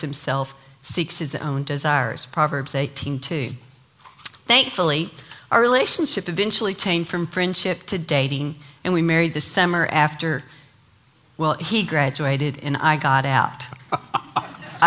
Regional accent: Amarillo, Texas, United States; I grew up in Amarillo, Texas

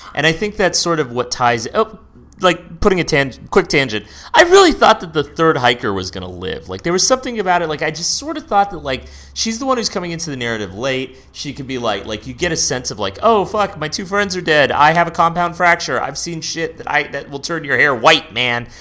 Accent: San Francisco, California, United States; I grew up in San Francisco

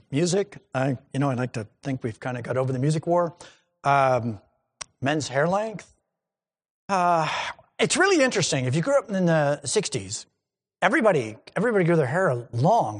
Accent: New England, United States; I grew up in New England and I grew up in churches in New England

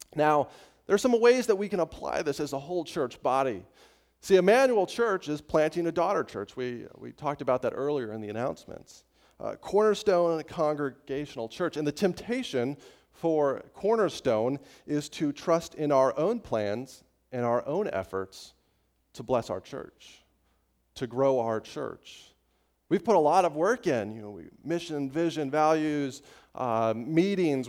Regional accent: Estes Park, Colorado, United States; in my hometown of Estes Park, Colorado, when I was growing up

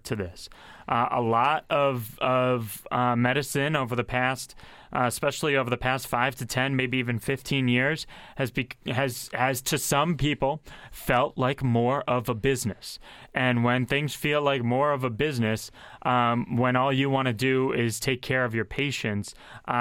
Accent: Massachusetts, United States; now in Pennsylvania, United States; Massachusetts, my home state

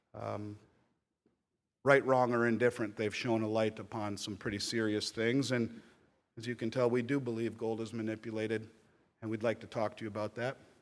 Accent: Minnesota, United States; my home state of Minnesota

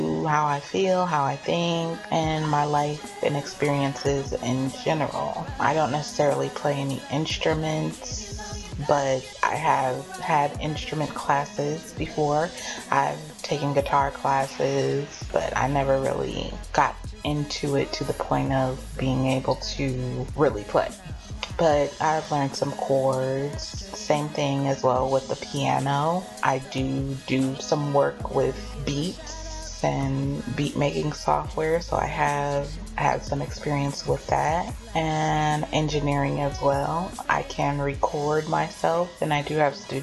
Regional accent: Oakland, California, United States; now in Atlanta, United States; I'm originally from California, Oakland, California

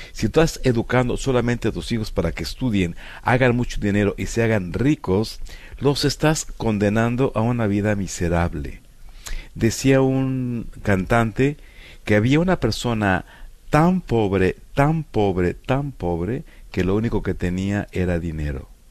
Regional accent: Puebla, Mexico; en mi tierra, en Puebla

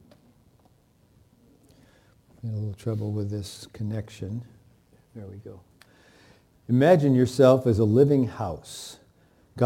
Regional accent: Michigan, United States; I grew up in Michigan where there were tornado seasons

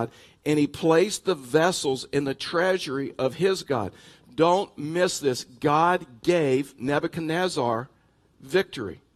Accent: Texas, United States; I'm from Texas

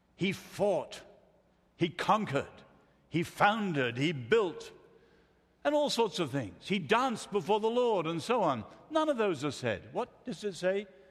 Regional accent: Ireland; moved away; I come from Ireland originally

